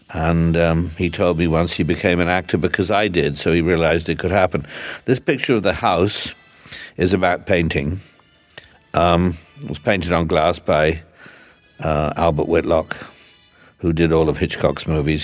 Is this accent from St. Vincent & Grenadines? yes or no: no; England, United Kingdom; also born or lived in London; when I was growing up, and in England